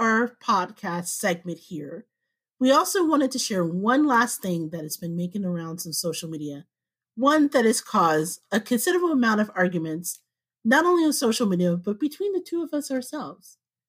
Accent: Midwest, United States; Now, I'm a Black woman in her 40s, but I was born and bred in the Midwest, okay? Apple picking, rollerblading, my junior high was the middle of a freaking cornfield.

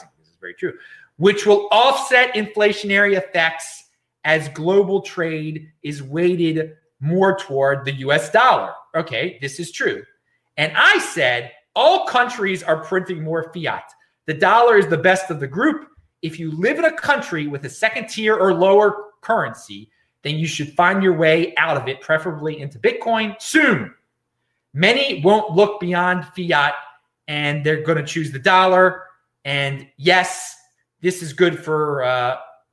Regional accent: East Coast, United States; I'm from the East Coast.

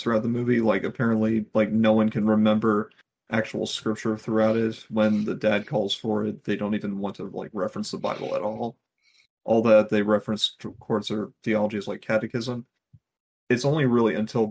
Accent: Virginia, United States; from my home state of Virginia

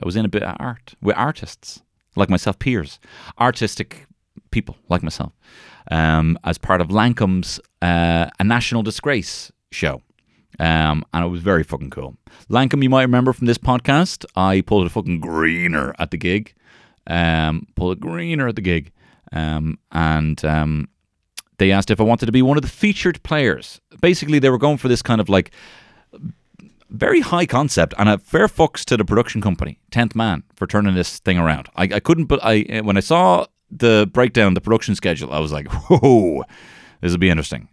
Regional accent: Ireland; I'm the Irish carrot top

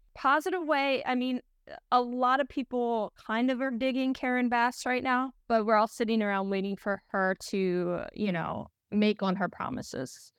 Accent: Pennsylvania, United States; now in Los Angeles, United States; I was at home in Pennsylvania

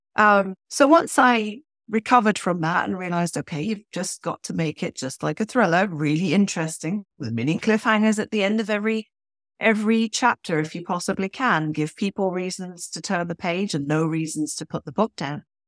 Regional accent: Switzerland; accent: British; moved away as an adult; also born or lived in United Kingdom; now in Toronto, Canada; I grew up in Switzerland in the eighties

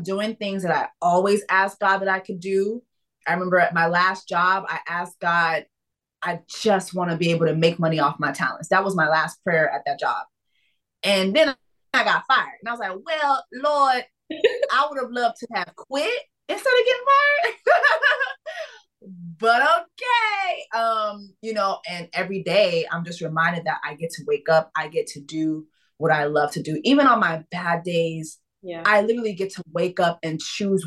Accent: Miami, Florida, United States; I was raised in Miami

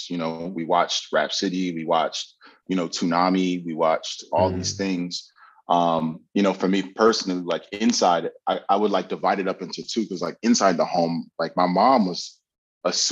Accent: Bloomfield, New Jersey, United States; also born or lived in Hartford, Connecticut / East Orange; I was born in Hartford, Connecticut. Um, mm. I lived there for a couple years, but then I moved to Jersey. Um, lived in East Orange for a little bit, and then we moved to Bloomfield, New Jersey.

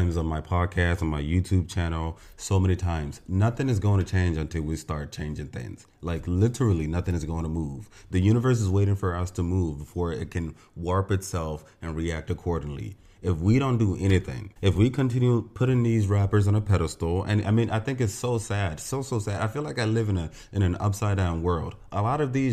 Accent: Nigeria; As a Nigerian

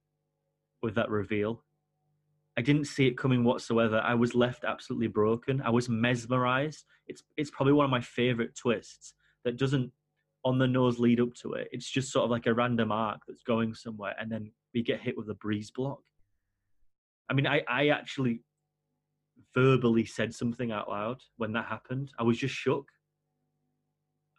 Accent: England, United Kingdom; I'm English

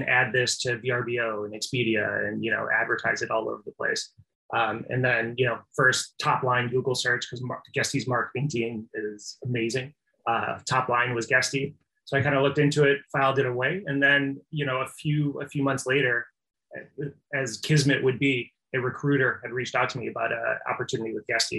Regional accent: Midwest, United States; I'm from the Midwest

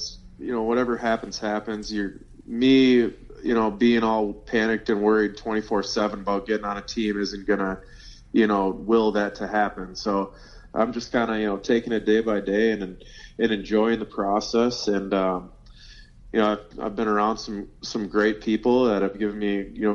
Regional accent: Minnesota, United States; born and raised in Minnesota

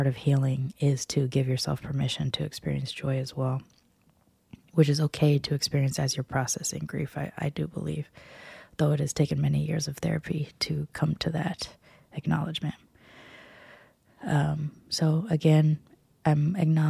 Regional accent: United States; us as American-born

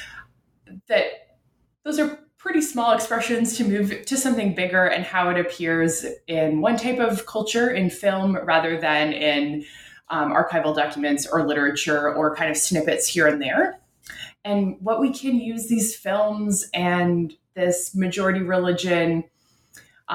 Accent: Ottawa, Ontario, Canada; my home in Canada. I'm from Ottawa, Canada's capital.

